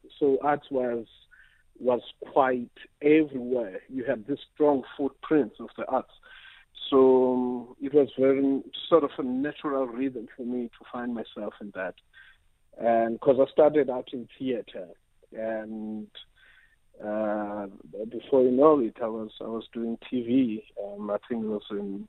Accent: Transkei, Eastern Cape, South Africa; moved away; also born or lived in Diepkloof, Johannesburg; I come from the Transkei, you know. Back then for me, the Transkei was a symbol of black pride, black achievement, and all of that, because I grew up seeing all these black people doing

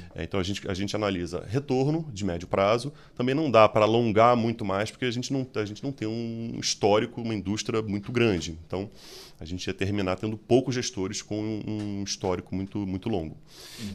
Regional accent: Rio de Janeiro, Brazil; accent: carioca; moved away as an adult; now in São Paulo, Brazil; talvez pelo sotaque, vocês percebem, sou carioca.

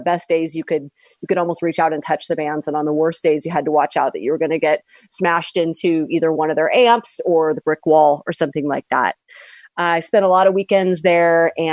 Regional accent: Seattle, Washington, United States; now in Los Angeles, United States; I currently live in Los Angeles, but I grew up in North Seattle.

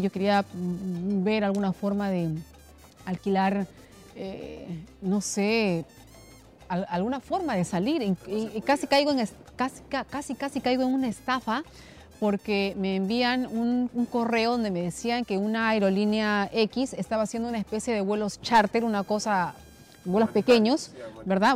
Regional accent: Cutervo, Cajamarca, Peru; now in Lima, Peru; Entonces yo soy de Cuterbo, pero tampoco soy de la capital. Soy de un caserío que está a un día de Cuterbo

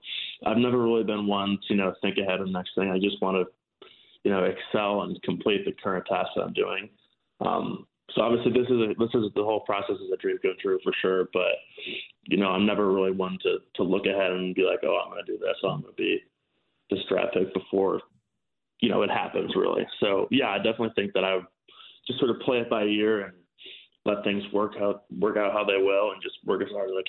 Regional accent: Chicago, Illinois, United States; born or raised there

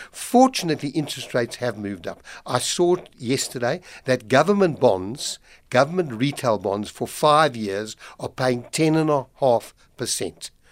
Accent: South Africa; as a South African

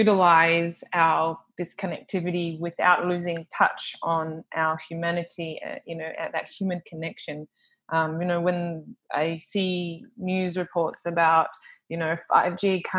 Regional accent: Australia; now in Papua New Guinea; when I'm moving from Australia and coming to PNG and life is a little bit slower

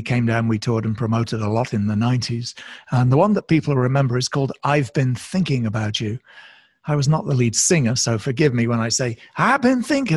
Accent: United Kingdom; now in United States; despite my accent, since I actually live in the States and have done for many years, I'm originally a Brit

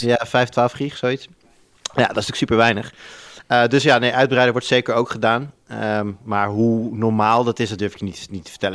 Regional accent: Almere, Flevoland, Netherlands; moved away; ik ben opgegroeid in Almere

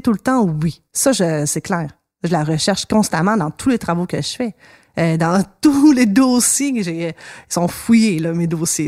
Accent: Montreal, Quebec, Canada; dans mon coin de pays, Hochelaga

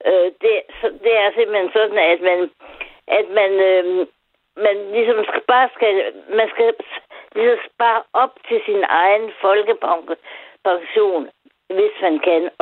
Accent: Aarhus, Central Denmark Region, Denmark; also born or lived in Vejle / Greenland; Jeg er fra Aarhus

